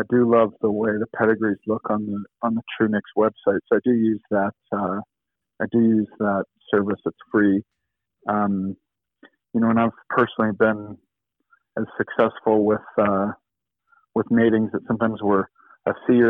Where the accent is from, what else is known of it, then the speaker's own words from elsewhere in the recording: Chicago, Illinois, United States; I grew up in Chicago, so I didn't grow up on a horse farm.